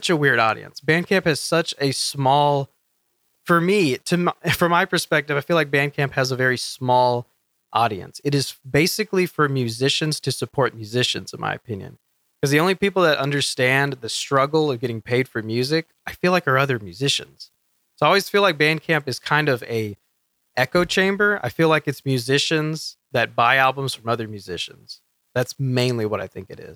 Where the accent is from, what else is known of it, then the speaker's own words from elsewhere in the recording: Texas, United States; we're from Texas, we're from Texas